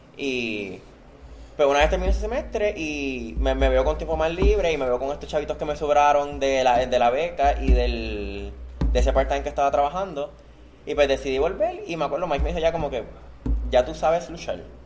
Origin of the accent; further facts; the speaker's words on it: Puerto Rico; mi país es Puerto Rico y mi orgullo es Puerto Rico